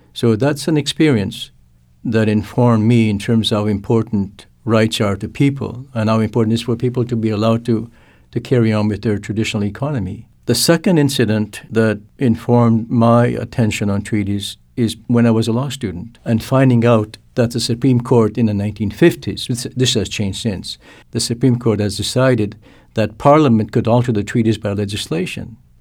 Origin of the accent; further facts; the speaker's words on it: Canada; first language Cree; English is a second language; I'm also a Cree person. I grew, that my, my first language is Cree